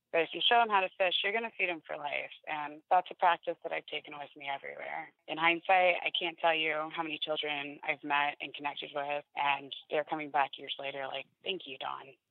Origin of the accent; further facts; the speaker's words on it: Florida, United States; now in Indiana, United States; I was born and raised in Florida. I did grow up my adolescence in Indiana